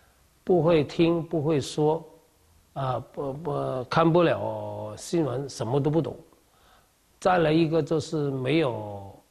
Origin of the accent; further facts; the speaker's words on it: Kaiping, Guangdong, China; now in Peru; 这是我们家乡的咸咸汤圆，啊，在我们岳山这里呢，这个我们开平呢，一般吃个汤圆就是冬至、大年三十这个早餐，我们一般都吃的。